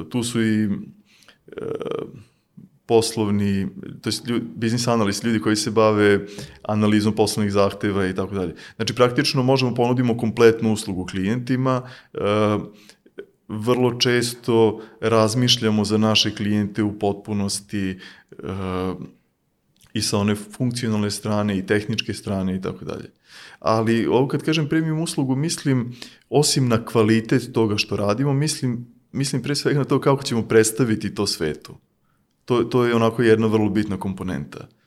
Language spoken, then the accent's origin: Croatian; Serbia